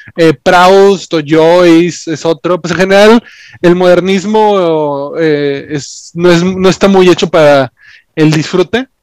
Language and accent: Spanish; Mexico